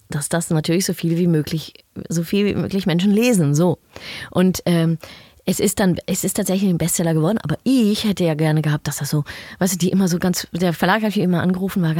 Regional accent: Netherlands; German is a second language; Ja, sage ich, ich bin Holländerin. So schnell gebe ich nicht auf.

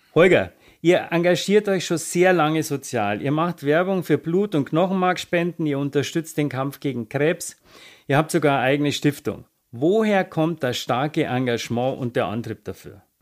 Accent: Bavaria, Germany; komme ich aus Bayern.

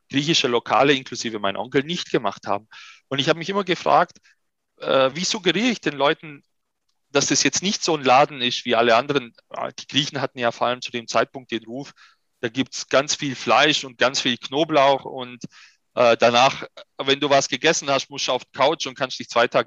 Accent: Germany; spreche ich auch besser als meine Muttersprache oder, äh, oder anders die Sprache meiner Eltern. Ich bin ja selber hier in Deutschland geboren und groß geworden.

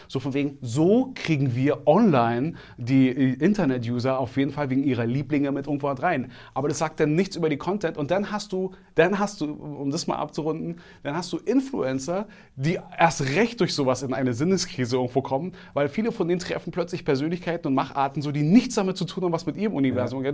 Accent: Berlin, Germany; ich bin im Märkischen Viertel groß geworden, also Reinickendorf

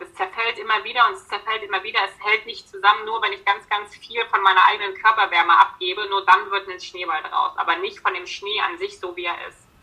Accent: Berlin, Germany; moved away; ich komme im Ursprung aus Berlin

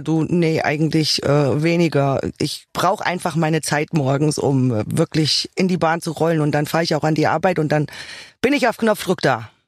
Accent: Hesse, Germany; Zu Hause bin ich da, wo ich geboren bin. In Hesse

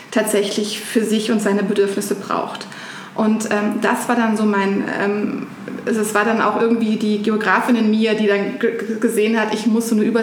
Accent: Germany; grundsätzlich bin ich in einer Kleinstadt in Deutschland aufgewachsen, äh, wie man wahrscheinlich auch hören kann.

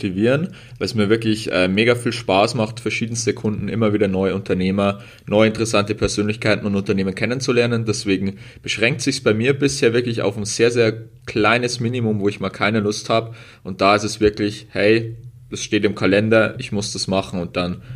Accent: Bavaria, Germany; also im Moment wohne ich in Regensburg. In Bayern hört man vielleicht ab und zu auch einen Akzent raus von uns beiden.

